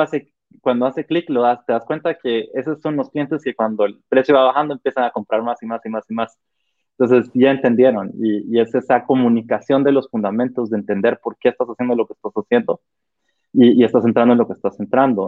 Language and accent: Spanish; Guatemala